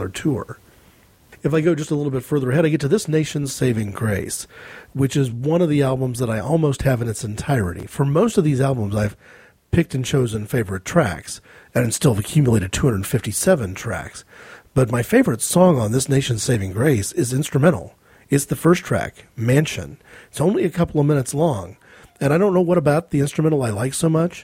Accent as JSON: {"language": "English", "country": "United States", "said": "as an American"}